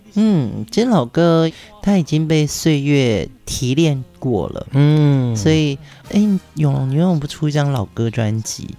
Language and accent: Chinese; Pingtung, Pingtung County, Taiwan; moved away; 这一段日子我们都在屏东，是我的故乡